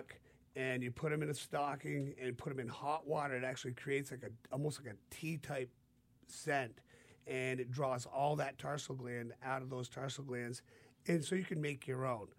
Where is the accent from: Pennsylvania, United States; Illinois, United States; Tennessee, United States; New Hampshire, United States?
New Hampshire, United States; we're from New Hampshire, and we deer hunt